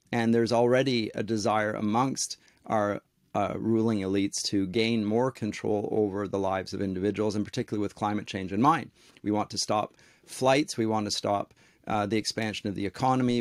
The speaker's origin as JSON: {"language": "English", "country": "Canada", "also_born_or_lived": "Durham, England", "said": "I'm a Canadian"}